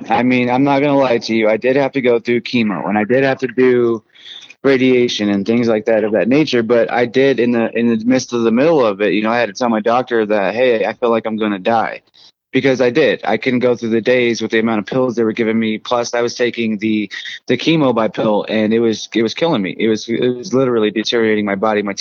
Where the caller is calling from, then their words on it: Colorado Springs, Colorado, United States; I am home that's Colorado Springs, Colorado. Um, I love Colorado to the fullest.